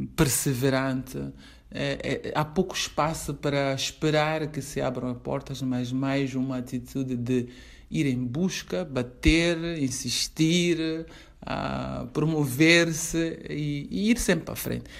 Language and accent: Portuguese; Mozambique; sou moçambicana